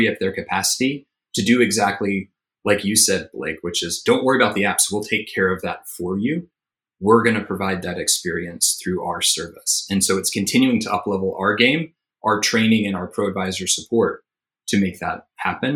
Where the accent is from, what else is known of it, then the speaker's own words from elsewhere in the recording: Tennessee, United States; moved away; So I'm originally from Tennessee.